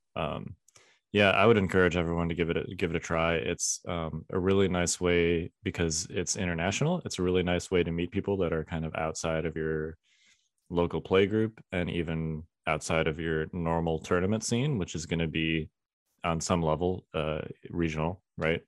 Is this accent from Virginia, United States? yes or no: no; Chicago, Illinois, United States; moved away; I grew up in Chicago